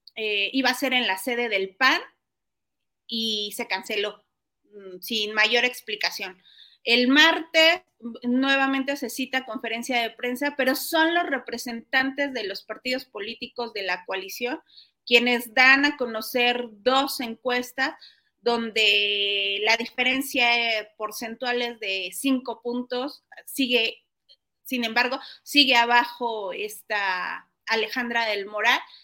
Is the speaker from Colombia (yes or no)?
no; State of Mexico, Mexico; somos los mexiquenses